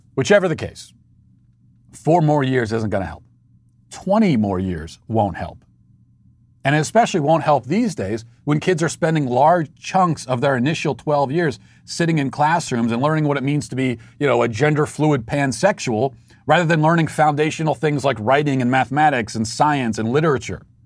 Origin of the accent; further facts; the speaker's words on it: United States; As the American people